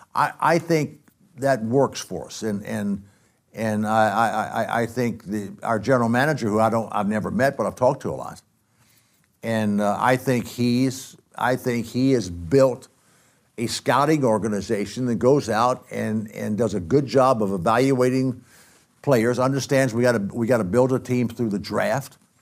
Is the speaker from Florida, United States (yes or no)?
no; Athens, Georgia, United States; I grew up in Athens, Georgia